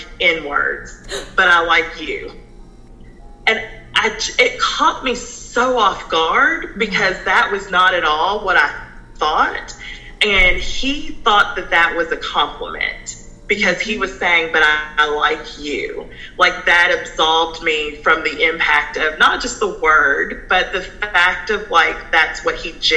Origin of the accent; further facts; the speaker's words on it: San Antonio, Texas, United States; moved away; also born or lived in California / Cynthiana, Kentucky; we moved to Texas, San Antonio, Texas, where my mom's family is from. My mom was born and raised there. And so when I lived in Texas, I grew up in a mostly white and Hispanic school.